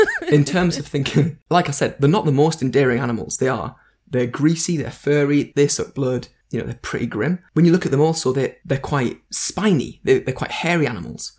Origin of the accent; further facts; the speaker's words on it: North East England, United Kingdom; I'm English and I'm from the, the northeast of England